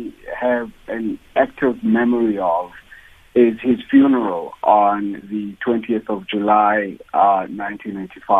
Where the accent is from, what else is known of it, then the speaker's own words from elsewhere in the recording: Cradock, Eastern Cape, South Africa; I come from Cradock